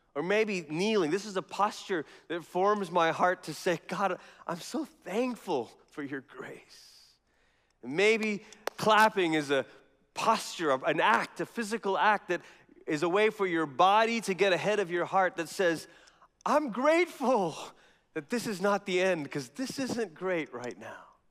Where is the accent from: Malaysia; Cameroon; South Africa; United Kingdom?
Malaysia; now in Colorado Springs, United States; growing up in Malaysia